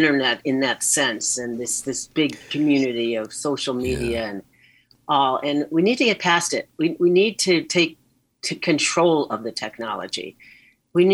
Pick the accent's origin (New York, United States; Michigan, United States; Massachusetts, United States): Massachusetts, United States; Boston; also born or lived in Chicago; we moved from Chicago to Boston